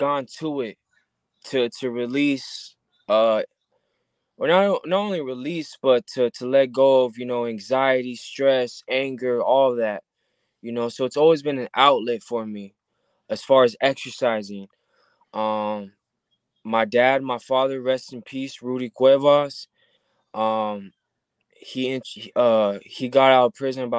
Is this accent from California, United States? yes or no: yes; Southern California, United States; I'm born and raised in Southern California.